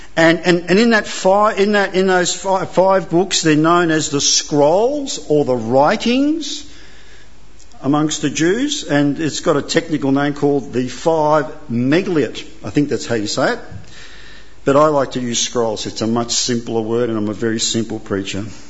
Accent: Australia; also born or lived in Italy; I came here when I was two. I have no recollection. I'm Italian by birth, Aussie by choice, and I'm naturalised

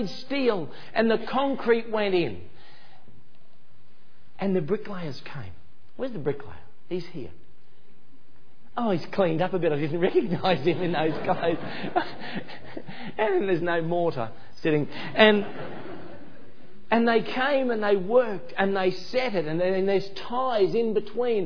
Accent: Ipswich, Queensland, Australia; my hometown in Ipswich in Queensland

